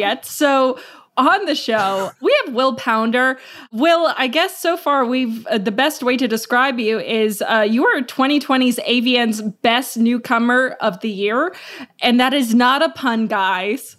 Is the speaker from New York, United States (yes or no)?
yes; New York, United States; as a New Yorker